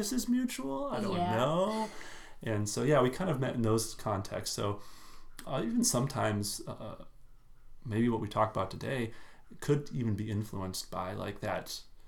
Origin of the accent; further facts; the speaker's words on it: Minnesota, United States; I'm from Minnesota.